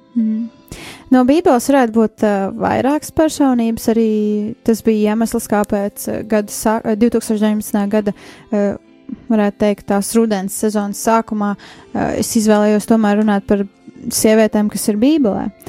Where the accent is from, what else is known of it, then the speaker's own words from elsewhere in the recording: Riga, Latvia; es esmu no Rīgas. Dzīvoju, uzaugu Rīgā